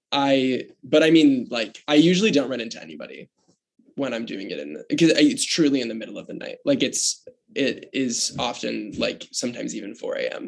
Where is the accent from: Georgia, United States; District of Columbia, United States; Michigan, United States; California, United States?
Michigan, United States; now in New York, United States; where I grew up in Michigan